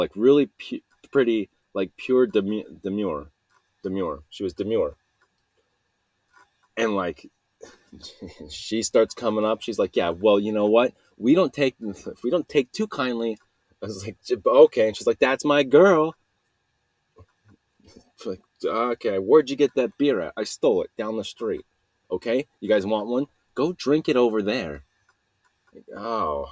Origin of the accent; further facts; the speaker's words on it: Salt Lake City, Utah, United States; I'm from Utah, Salt Lake City